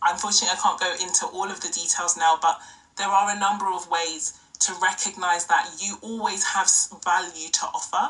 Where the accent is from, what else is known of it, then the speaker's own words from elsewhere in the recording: Nigeria; now in United Kingdom; our culture in Nigeria, I am Nigerian, I'm UK-based, but I'm Nigerian